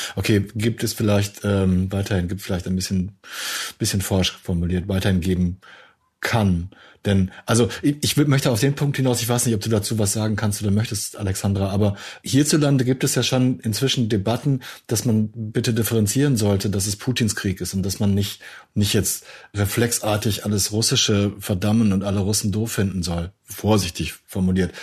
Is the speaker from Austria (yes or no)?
no; Germany; als Deutscher